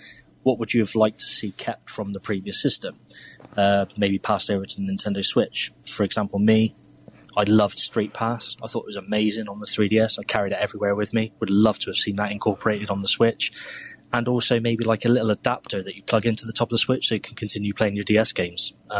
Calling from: Bristol, South West England, United Kingdom; I'm called from Bristol in England.

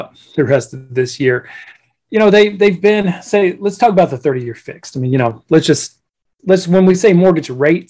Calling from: Jupiter, Florida, United States; I live in Jupiter, Florida.

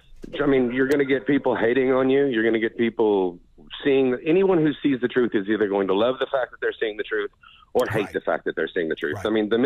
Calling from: Oklahoma, United States

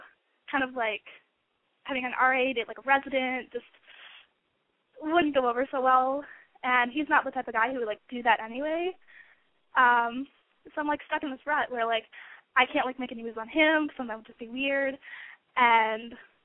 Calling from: Western Illinois, United States; I'm 21. I'm calling from Western Illinois.

